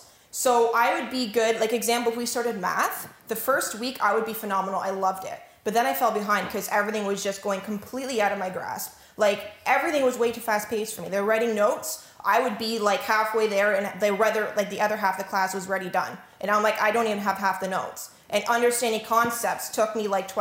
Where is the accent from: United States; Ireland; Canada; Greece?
Canada; Norwich, Ontario; also born or lived in Otterville, Ontario; I grew up in Norwich all of my life